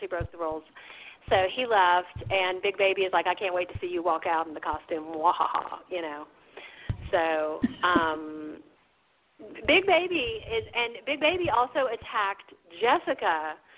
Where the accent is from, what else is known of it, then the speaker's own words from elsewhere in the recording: the South, United States; I'm a Southerner, so I grew up with this.